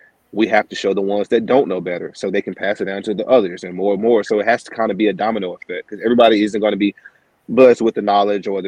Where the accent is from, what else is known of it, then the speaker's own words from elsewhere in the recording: Henderson, North Carolina, United States; I'm from Henderson, and Vance, Warren, Granville, and Franklin is all close